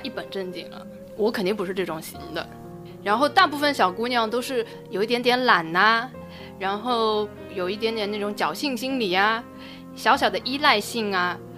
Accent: Shanghai, China; 我们上海人

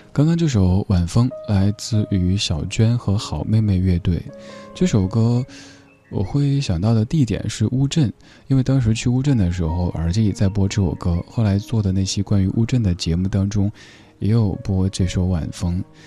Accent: Sichuan, China; accent: Sichuanese; 我们四川话里说清廷是说丁丁妈儿

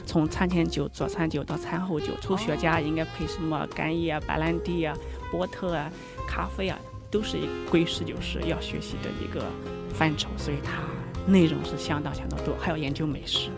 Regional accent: foot of Mount Tai, Shandong, China; moved away; 我是出生在泰山脚下，从小就接受了泰山文化，还有儒家文化

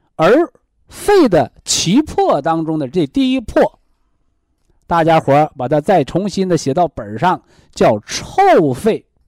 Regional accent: China; 我们中国人

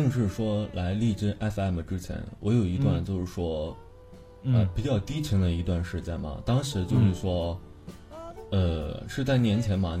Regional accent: Binzhou, Shandong, China; 我是山东的，对，山东人，山东滨州。

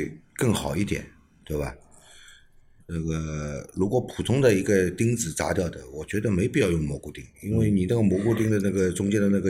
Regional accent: China; 我们中国人更注重的是农历年嘛，

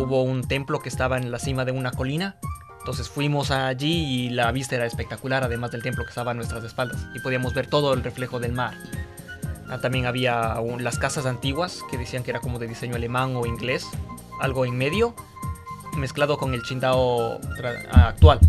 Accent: Ecuador; moved away as an adult; now in Beijing, China; soy ecuatoriano en Sudamérica

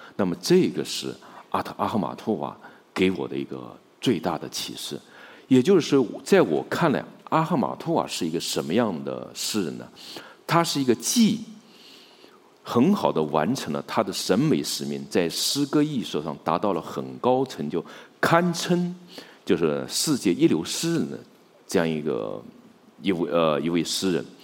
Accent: China; 我们中国人

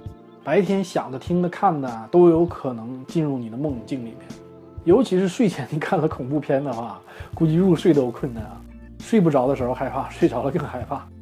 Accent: China; 我们中国人也有这样的说法，对吧？

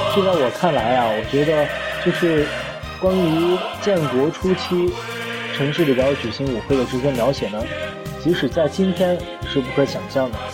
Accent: China; 我们中国人

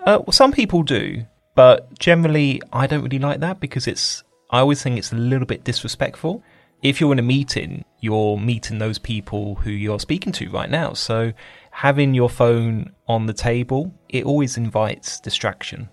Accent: United Kingdom

